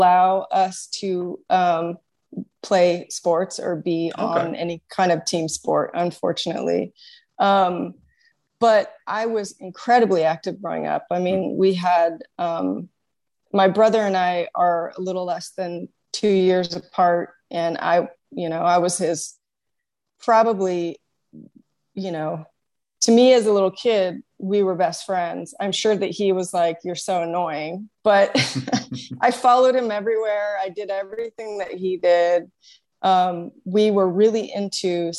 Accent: California, United States; also born or lived in Redwood City; I was born and raised in California

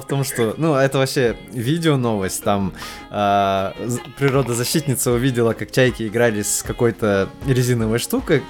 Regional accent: Kazakhstan; как стопроцентный казах

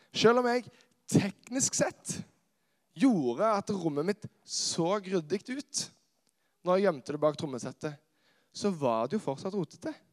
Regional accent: Karmøy, Rogaland, Norway; moved away as an adult; now in Kristiansand, Norway; Jeg er opprinnelig fra Karmøy, eh, som er på Vestlandet

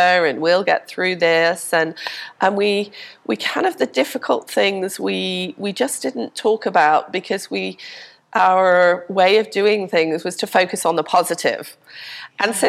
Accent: Liverpool, North West England, United Kingdom; also born or lived in Denmark; now in Pensacola, United States; we went back to Liverpool, which is what I consider to be my hometown, where I grew up.

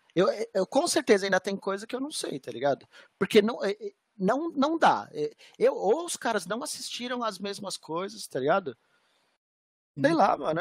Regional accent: Brazil; Eu sou brasileiro, velho. Eu sou brasileiro.

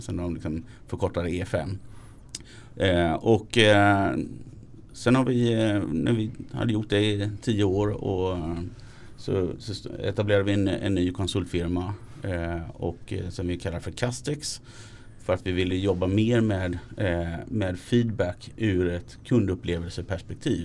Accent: Småland, Sweden; jag är smålänning

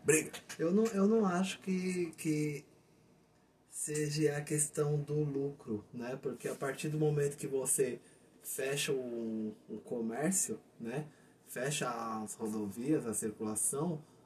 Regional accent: Brazil; sou brasileiro, eu amo meu país

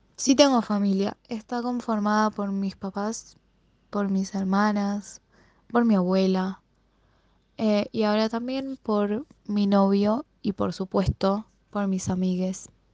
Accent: Buenos Aires, Argentina; Yo soy de Capital Federal, eh, vivo en un barrio que se llama Floresta, siempre viví acá

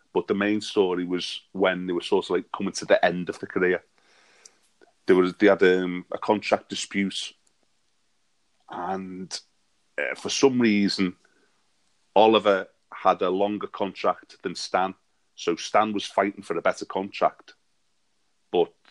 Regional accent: Bromborough, North West England, United Kingdom; I am from a little town in the Wirral called Bromborough

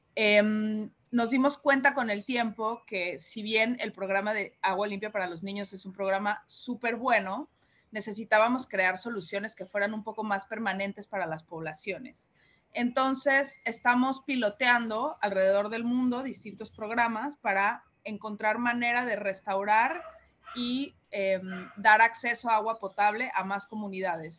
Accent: Mexico; now in Panama; soy mexicana

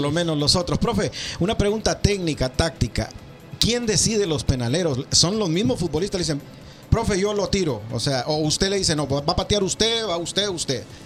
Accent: Honduras; now in Indianapolis, United States; soy hondureño

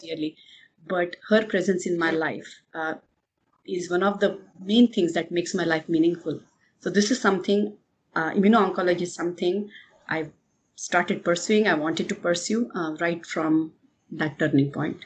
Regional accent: India; I'm from India

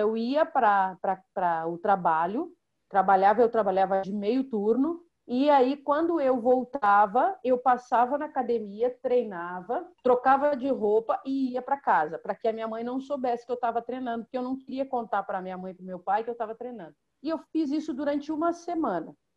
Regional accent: Rio Grande, Rio Grande do Sul, Brazil; eu sou natural de Rio Grande, que é uma cidade do extremo sul do Rio Grande do Sul

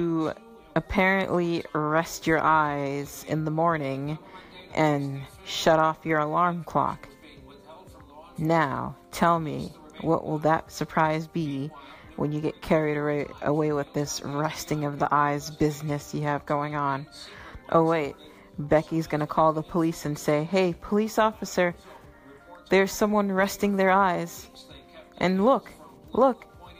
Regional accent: Boston, Massachusetts, United States; also born or lived in Dade County, Florida; I grew up in Boston, Massachusetts

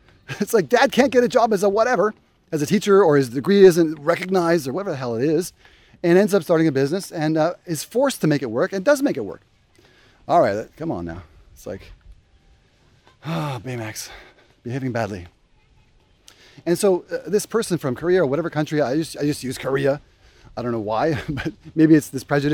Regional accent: Canada; moved away as an adult; now in Indonesia; As a Canadian

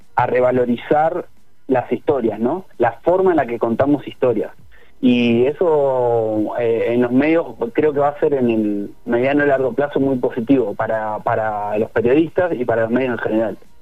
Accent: Neuquén, Argentina; yo soy de Neuquén

